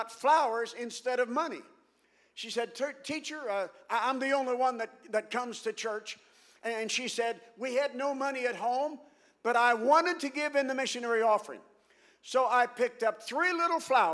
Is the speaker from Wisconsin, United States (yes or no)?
no; Ohio, United States; now in St. Louis, United States; I'm originally from Ohio, although I've lived in St. Louis many years